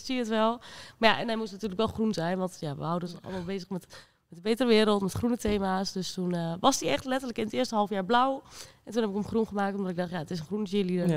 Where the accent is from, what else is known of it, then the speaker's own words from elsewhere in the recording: Rijssen, Overijssel, Netherlands; ik kom uit Rijssen.